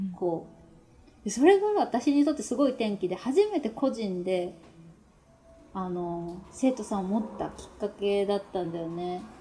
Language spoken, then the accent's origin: Japanese; Yamaguchi, Japan; moved away as an adult; now in Nagano, Japan; 実家私山口県なんですけど